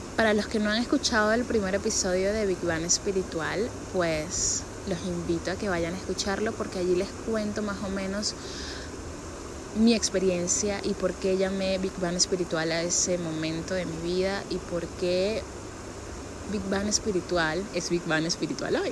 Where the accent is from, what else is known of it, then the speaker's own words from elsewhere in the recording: San Antonio de los Altos, Miranda, Venezuela; yo soy de San Antonio de los Altos